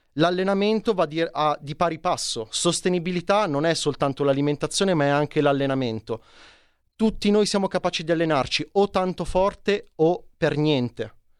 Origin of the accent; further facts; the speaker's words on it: Casorate Primo, Lombardy, Italy; Io sono di Casorate Primo, provincia di Milano, molto esterna, periferica